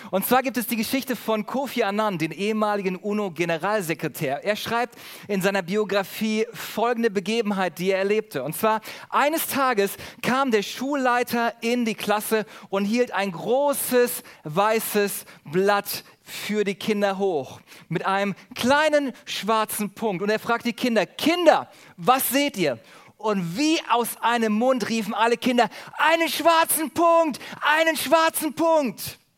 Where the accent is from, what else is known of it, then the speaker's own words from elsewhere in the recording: Germany; Besonders in Urlaubsorten sind wir Deutsche dafür bekannt, dass wir uns über alles und jeden beschweren.